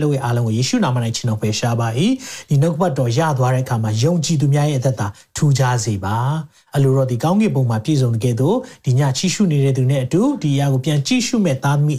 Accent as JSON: {"language": "Burmese", "region": "Chin State", "country": "Myanmar"}